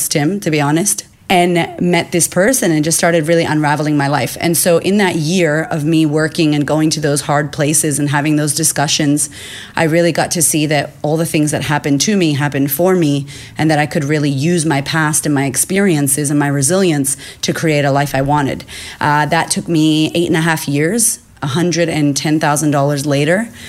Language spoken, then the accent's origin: English; United States; accent: American; moved away as an adult; now in Australia; I grew up in America, as you can hear the accent